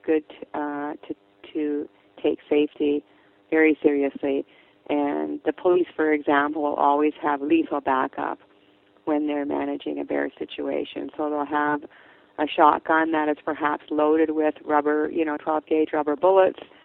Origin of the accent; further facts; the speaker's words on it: British Columbia, Canada; I'm from British Columbia